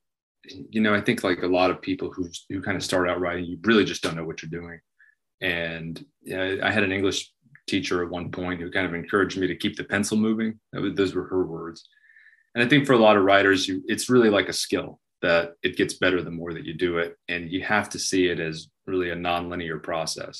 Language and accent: English; Southwest Florida, United States; moved away as an adult; now in Nashville, United States; I grew up in Southwest Florida.